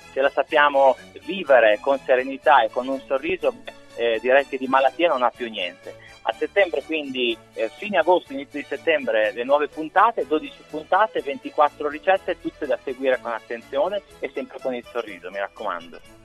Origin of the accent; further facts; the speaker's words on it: Emilia-Romagna, Italy; da buon emiliano